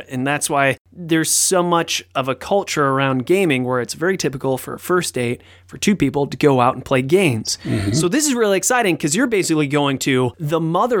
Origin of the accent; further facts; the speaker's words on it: United States; I'm American.